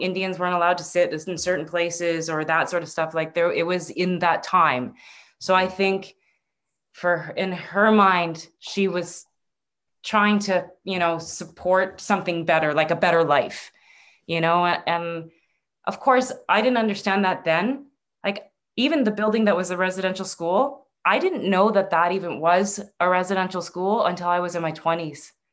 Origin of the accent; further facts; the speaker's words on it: Northern Ontario, Canada; also born or lived in Vancouver; I was in, from Northern Ontario. I was from the Great Lakes.